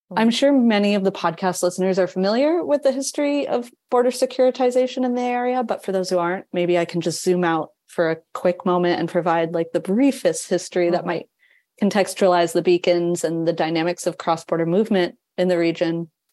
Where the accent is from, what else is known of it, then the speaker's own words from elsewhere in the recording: New England, United States; moved away; also born or lived in Chicago / London; I'm not from the area originally, I'm from New England.